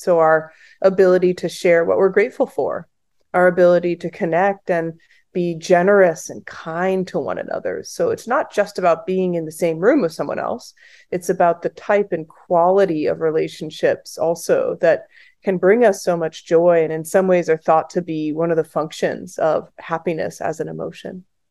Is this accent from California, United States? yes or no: yes; the Bay Area, California, United States; I grew up in the Bay Area